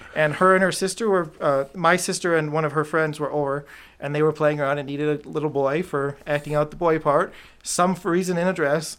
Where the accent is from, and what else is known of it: Clarkston, Michigan, United States; born or raised there; also born or lived in Rochester, Michigan / Canton, Michigan